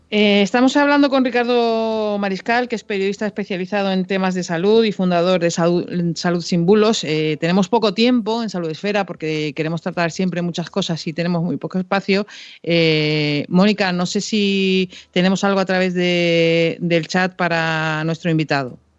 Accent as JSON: {"language": "Spanish", "region": "Canary Islands", "country": "Spain", "said": "yo soy de Canarias"}